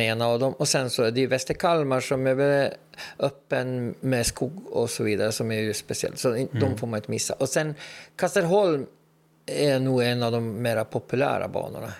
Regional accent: Åland Islands; vi är nog ålänningar först och främst

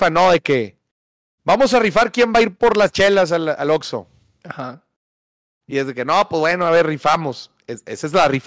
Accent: Morelia, Michoacán, Mexico; De Morelia, Michoacán. De Morelia.

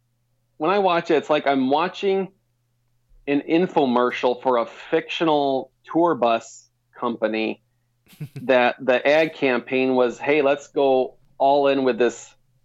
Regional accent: Michigan, United States; moved away; growing up in Michigan

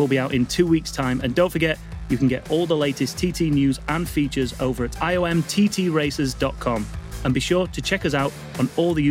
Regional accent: Yorkshire and the Humber, United Kingdom; I'm from Yorkshire.

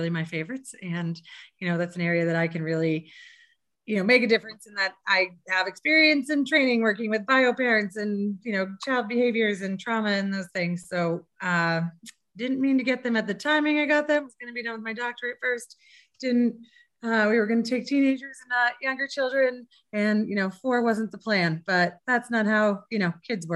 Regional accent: Fort Collins, Colorado, United States; also born or lived in Boston; I'm from Fort Collins. I grew up here, actually in this house

